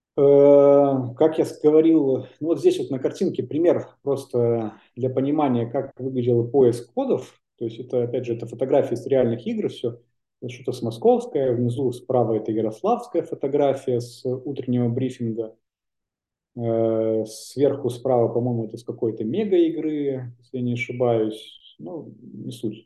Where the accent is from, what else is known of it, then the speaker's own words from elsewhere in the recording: Belarus; moved away as an adult; also born or lived in Prague / Saint Petersburg; я вернулся обратно в Беларусь, откуда я родом